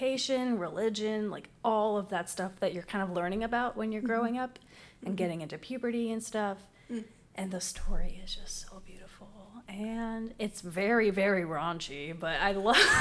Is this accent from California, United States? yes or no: no; Waxahachie, Texas, United States; I'm from Waxahachie and I drove all the way over here